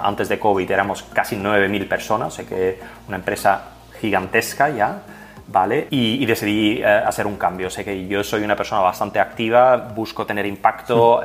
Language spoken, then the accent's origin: Spanish; Flanders, Belgium; first language Dutch (Flemish); Spanish is a second language; moved away as an adult; now in Barcelona, Spain; Yo vengo de Bélgica, pero del, del, lado norte, o sea que mi idioma materno es el holandés o el flamenco